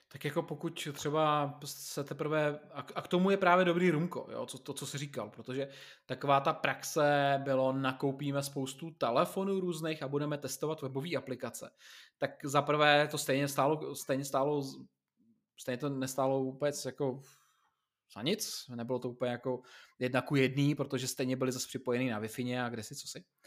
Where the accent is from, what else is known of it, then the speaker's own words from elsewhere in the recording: Czechia; u nás v Čechách jsme zvyklí